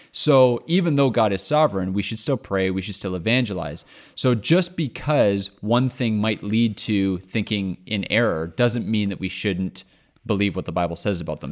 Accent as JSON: {"language": "English", "country": "Canada", "said": "I'm Canadian"}